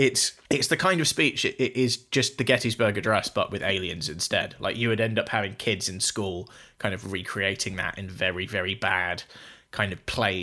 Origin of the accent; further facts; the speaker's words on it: United Kingdom; I'm British